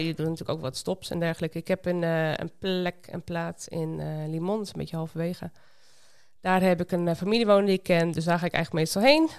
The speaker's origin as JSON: {"language": "Dutch", "town": "Sleen", "region": "Drenthe", "country": "Netherlands", "tie": "born or raised there", "also_born_or_lived": "Winschoten", "moved": "as an adult", "lives_now": "Costa Rica", "said": "Ik ben in Winschoten geboren, dus toch echt een Noordeling. Maar op mijn tweede ben ik verhuisd naar Sleen, een dorpje bij Emmen"}